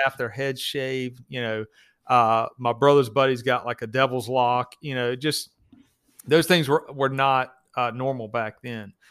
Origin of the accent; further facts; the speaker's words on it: the South, United States; I grew up in the South